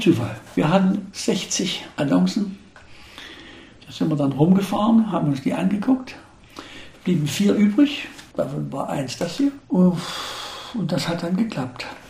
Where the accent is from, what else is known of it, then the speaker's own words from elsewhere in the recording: Saxony, Germany; Als Sachse, als Deutscher, aber niemals als DDR-Bürger.